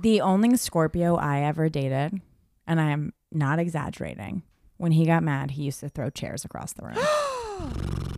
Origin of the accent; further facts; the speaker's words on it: California, United States; I grew up in California, obviously, so my accent is, like, like, I'm a girl